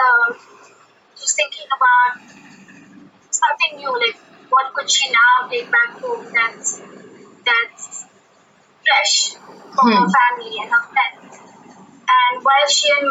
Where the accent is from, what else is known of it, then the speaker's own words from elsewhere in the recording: Pune, Maharashtra, India; We come from Pune